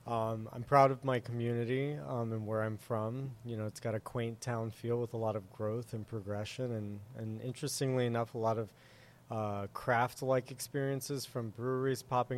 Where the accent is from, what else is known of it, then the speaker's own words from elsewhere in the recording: Fort Myers, Florida, United States; also born or lived in Boca Raton, Florida / Miami, Florida / Miami Lakes, Florida; originally born and raised in Fort Myers, Florida, over on the west coast of Florida. It's about 2 hours away from Miami for those that aren't geographically inclined. And that's where I grew up.